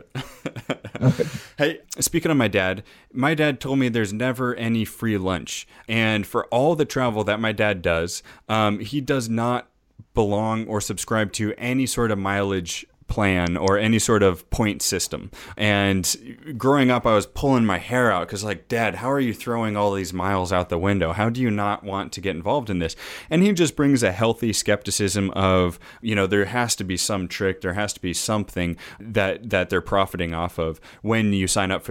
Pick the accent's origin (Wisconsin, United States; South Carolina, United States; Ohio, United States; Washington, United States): Washington, United States; Edmonds; I grew up in Edmonds, which is just 20 minutes north of Seattle